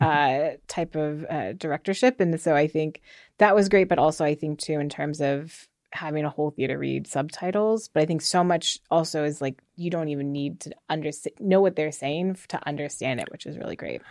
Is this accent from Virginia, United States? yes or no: yes; Virginia, United States; moved away as an adult; also born or lived in New York; now in Los Angeles, United States; I grew up in Virginia, just out, outside of Washington, D C